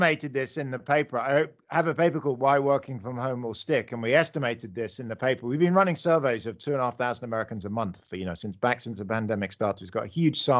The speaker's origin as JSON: {"language": "English", "region": "London", "country": "United Kingdom", "tie": "born or raised there", "accent": "British", "moved": "yes", "said": "you can hear I'm British. I grew up in London"}